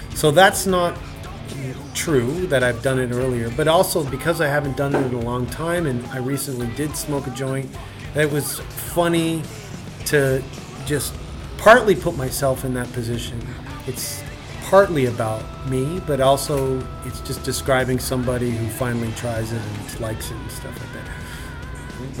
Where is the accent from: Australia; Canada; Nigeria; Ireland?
Canada; We're from Canada